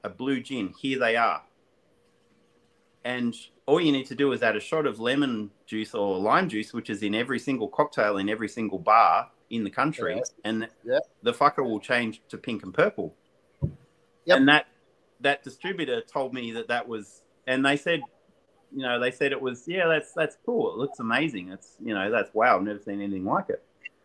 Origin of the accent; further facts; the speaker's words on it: Australia; Aussie distillers